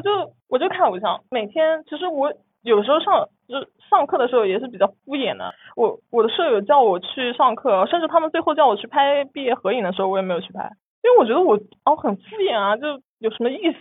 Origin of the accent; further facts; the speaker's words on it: Nantong, Jiangsu, China; moved away as an adult; now in Shanghai, China; 我老家就是生活很，很普通，然后其实离上海很近啊，就在南通